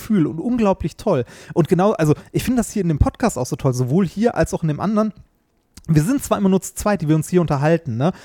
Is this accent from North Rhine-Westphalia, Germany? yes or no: yes; Essen, North Rhine-Westphalia, Germany; ich komme ja aus Essen und ähm, ich bin ohne Scheiß wahrscheinlich so zwei Kilometer von der Weststadthalle entfernt bin ich aufgewachsen